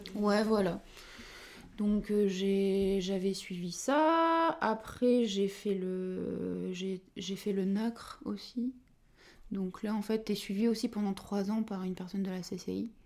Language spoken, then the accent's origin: French; Dunkirk, Hauts-de-France, France; also born or lived in Lille; je suis originaire de Dunkerque. Et donc j'ai fait toutes mes études là-bas